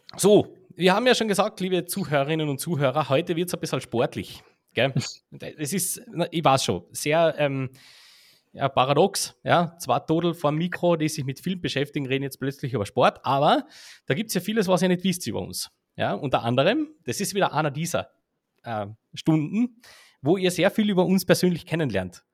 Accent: Heiligenblut am Großglockner, Carinthia, Austria; in Heiligenblut am Großglockner aufwachst

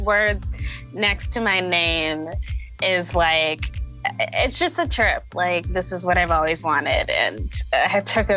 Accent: Connecticut, United States; I grew up in Connecticut, in a suburb, mostly around white people for most of my young life

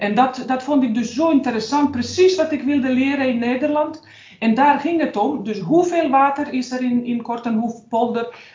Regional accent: Sarajevo, Bosnia & Herzegovina; Dutch is a second language; moved away as an adult; now in Netherlands; De bedoeling was dat ik terug ga naar mijn vaderland en dat ik dus ga weer werken bij het bedrijf waar ik daarvoor had gewerkt

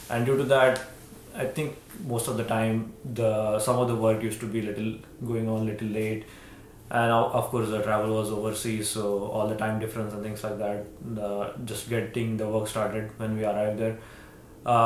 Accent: Mumbai, Maharashtra, India; moved away as an adult; now in Houston, United States; born and brought up in Mumbai and just moved to Houston like around 20 years ago

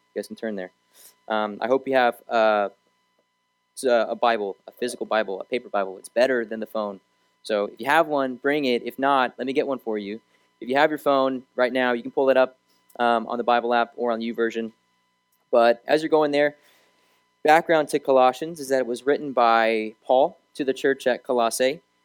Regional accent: Raleigh, North Carolina, United States; also born or lived in Arizona; Raleigh's my home. That's where I kind of grew up.

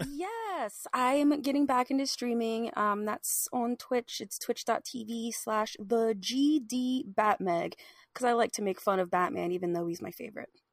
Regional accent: Philadelphia, Pennsylvania, United States; now in Austin, United States; I now live in the Austin area, but I'm originally from the Philida-, Philadelphia area

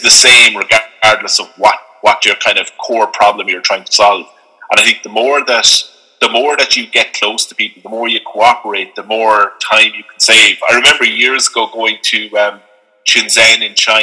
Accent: Ireland; we have as Irish people

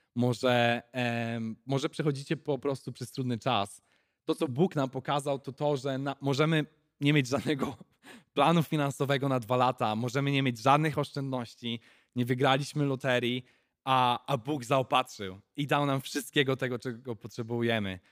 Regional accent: Chojnice, Pomeranian Voivodeship, Poland; moved away as an adult; also born or lived in England; now in South Africa; ja pochodzę z Chojnic chyba, tak bym powiedział. Takie mała miejscowość na Pomorzu.

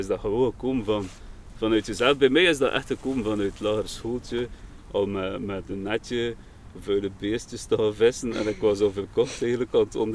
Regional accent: Kortessem, Flanders, Belgium; Van Kortesem.

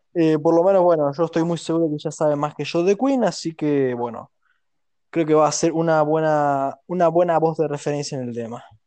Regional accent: Argentina; nosotros hablamos español, cosa que prácticamente a este punto creo que el argentino es más un idioma que el, español

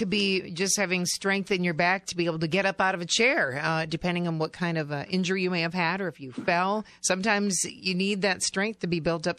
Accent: central Minnesota, United States; moved away as an adult; also born or lived in Kentucky; I lived in Kentucky for 20 years and always just wanted to be back home. You know, there's something about central Minnesota for sure.

